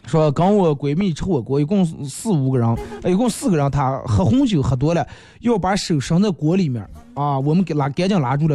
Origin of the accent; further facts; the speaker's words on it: Bayannur, Inner Mongolia, China; accent: Bameng dialect; 我是内蒙古的